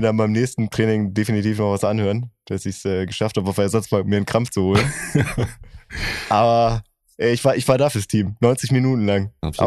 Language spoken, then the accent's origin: German; Oerlinghausen, North Rhine-Westphalia, Germany; in meiner Heimatstadt Oerlinghausen